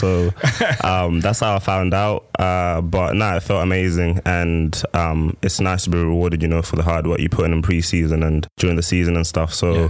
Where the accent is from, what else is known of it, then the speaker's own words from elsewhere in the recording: England, United Kingdom; moved away as an adult; also born or lived in Zimbabwe; now in Erie, United States; I'm originally from Zimbabwe, born and raised there, and moved to England when I was 9, and I've lived in England ever since. And I came to Erie in 2019